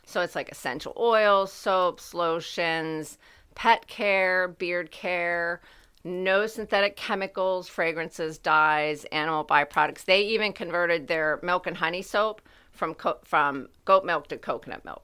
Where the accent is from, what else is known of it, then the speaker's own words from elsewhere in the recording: United States; my hometown.